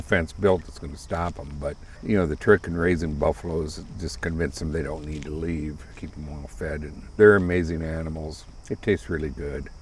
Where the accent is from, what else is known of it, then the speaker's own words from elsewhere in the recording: South Dakota, United States; moved away as an adult; I grew up in South Dakota